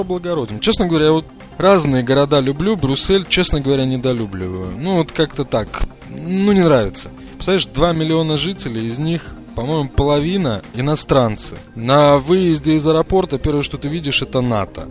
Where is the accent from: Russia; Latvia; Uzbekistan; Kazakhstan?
Latvia; Riga; я из Риги